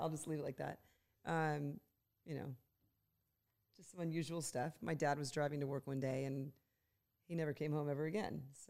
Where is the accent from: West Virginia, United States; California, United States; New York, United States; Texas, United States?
California, United States; Los Angeles; I am from Los Angeles, born and raised here my whole life.